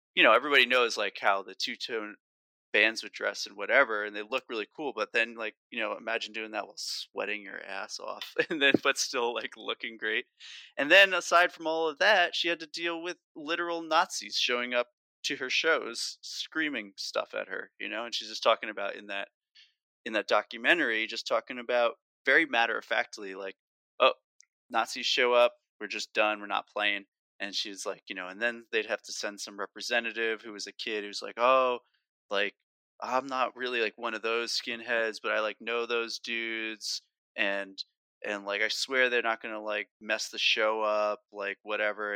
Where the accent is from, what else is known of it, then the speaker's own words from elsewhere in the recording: New Jersey, United States; I grew up in North Jersey